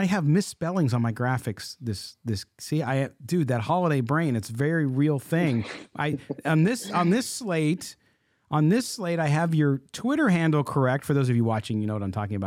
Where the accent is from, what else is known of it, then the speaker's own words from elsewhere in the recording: San Diego, California, United States; moved away; also born or lived in Midwest; growing up in San Diego, that's what I grew up on.